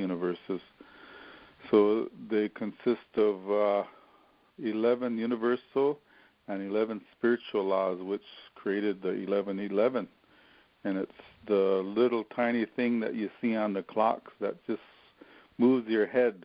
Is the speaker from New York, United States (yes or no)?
no; Wagner, South Dakota, United States; in my hometown, Wagner, South Dakota